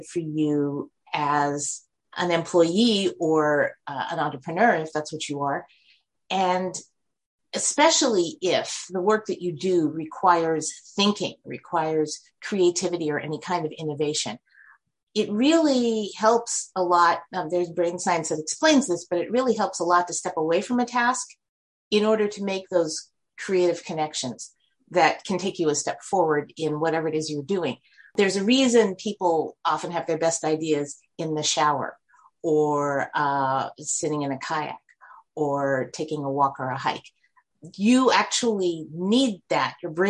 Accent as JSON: {"language": "English", "town": "New York City", "region": "New York", "country": "United States", "tie": "born or raised there", "said": "I grew up in New York City"}